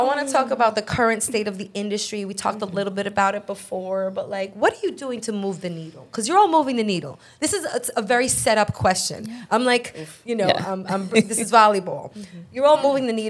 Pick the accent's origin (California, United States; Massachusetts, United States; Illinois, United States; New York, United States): New York, United States; New York City; I'm from Brooklyn.